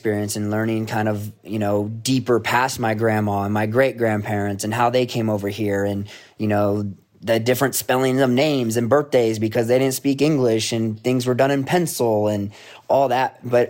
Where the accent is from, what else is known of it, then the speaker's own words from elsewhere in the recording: Rome, New York, United States; my dad's first generation and growing up in Rome, New York, everyone there is pretty much Italian. So it was a big part of my upbringing.